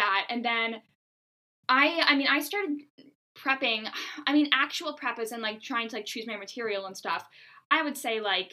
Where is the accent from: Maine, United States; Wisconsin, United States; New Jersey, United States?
Maine, United States; Bangor; I was born and raised in Bangor, Maine.